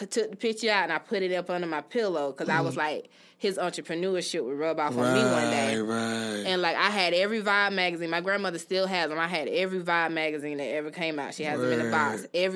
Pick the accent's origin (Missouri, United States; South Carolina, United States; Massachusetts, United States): South Carolina, United States; Anderson; born or raised there